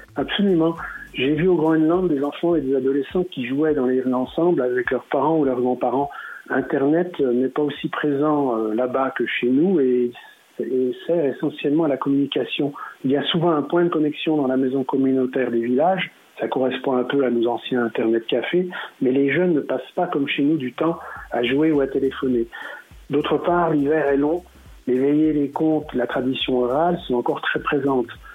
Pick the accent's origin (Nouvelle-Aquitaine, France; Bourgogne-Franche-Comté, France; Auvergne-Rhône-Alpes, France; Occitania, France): Bourgogne-Franche-Comté, France; Saint-Claude; je suis né à Saint-Claude